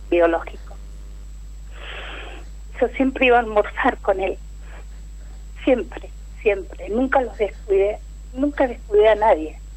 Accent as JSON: {"language": "Spanish", "town": "La Plata", "region": "Buenos Aires Province", "country": "Argentina", "said": "De La Plata."}